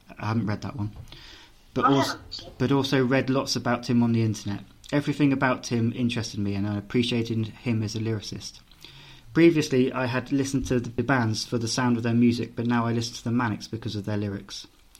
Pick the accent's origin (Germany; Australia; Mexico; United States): Australia; I'm an Australian, they were never quite as big here.